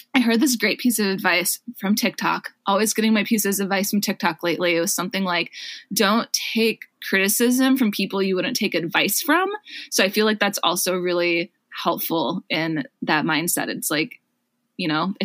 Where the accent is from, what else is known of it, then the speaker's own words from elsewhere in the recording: Wisconsin, United States; moved away as an adult; also born or lived in Minneapolis, Minnesota; now in San Francisco, United States; I grew up in Wisconsin and I went to college in Minneapolis.